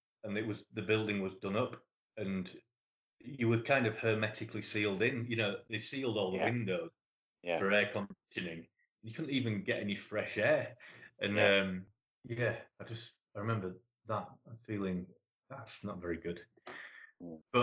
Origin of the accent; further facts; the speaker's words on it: Leeds, Yorkshire and the Humber, United Kingdom; Leeds, which is my hometown